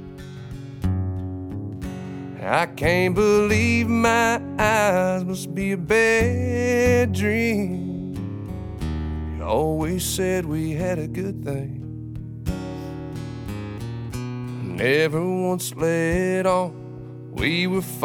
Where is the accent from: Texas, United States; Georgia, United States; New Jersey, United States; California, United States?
California, United States; Bakersfield; I'm from Bakersfield, California